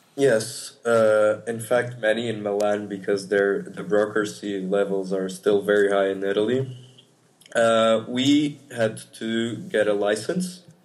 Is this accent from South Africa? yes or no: no; Portugal; moved away; I'm from Portugal